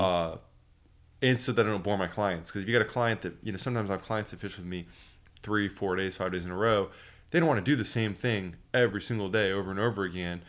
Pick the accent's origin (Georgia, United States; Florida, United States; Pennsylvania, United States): Florida, United States; Port Orange; also born or lived in New Smyrna Beach; growing up in the Port Orange and New Smyrna area here